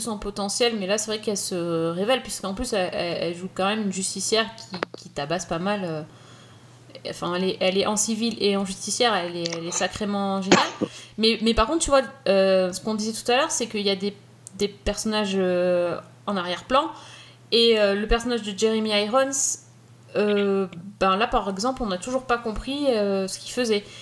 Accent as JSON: {"language": "French", "country": "France", "said": "chez nous en France"}